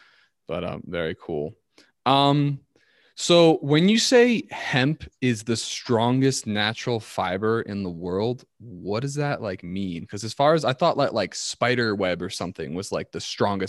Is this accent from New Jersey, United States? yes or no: yes; New Jersey, United States; I grew up in New Jersey